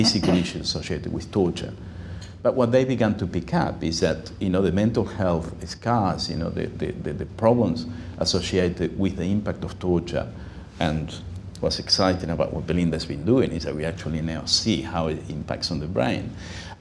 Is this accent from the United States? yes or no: no; Uruguay; now in Sydney, Australia; I'm myself from Uruguay, I spoke Spanish well.